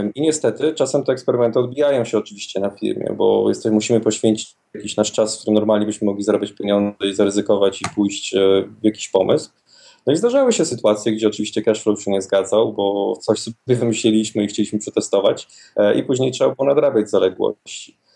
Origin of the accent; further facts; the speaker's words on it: Wrocław, Lower Silesian Voivodeship, Poland; we Wrocławiu, skąd pochodzę